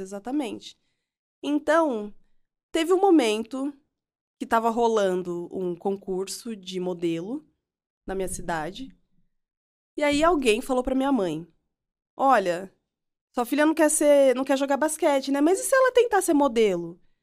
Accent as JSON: {"language": "Portuguese", "town": "Piracicaba", "region": "São Paulo", "country": "Brazil", "tie": "born or raised there", "said": "eu cresci em nasci e uhum. cresci em Piracicaba, na né, interior de São Paulo."}